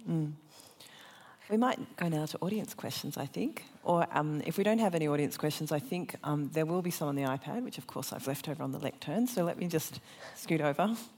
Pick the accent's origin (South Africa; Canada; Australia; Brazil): Australia; also born or lived in Syria; an Australian Syrian woman